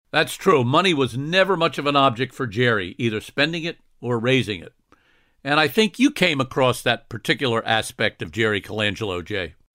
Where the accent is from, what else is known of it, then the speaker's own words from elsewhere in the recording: Scotland, United Kingdom; I'm Scottish